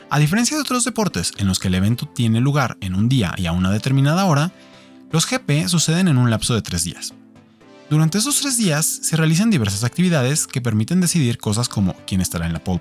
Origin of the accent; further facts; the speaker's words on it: Mexico; para quienes somos mexicanos, tenemos un motivo muy particular para ver la Fórmula 1